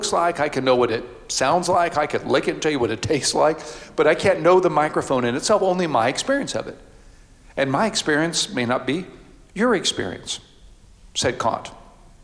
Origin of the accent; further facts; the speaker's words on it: Houston, Texas, United States; I grew up in Houston, Texas